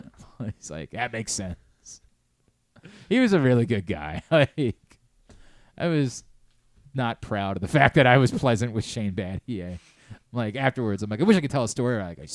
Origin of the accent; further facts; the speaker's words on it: Maryland, United States; I'm from Maryland. I'm a radio host up there.